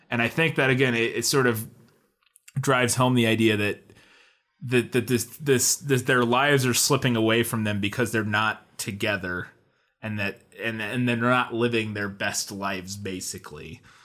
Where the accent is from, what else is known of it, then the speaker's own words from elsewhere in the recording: Midwest, United States; we're from the Midwest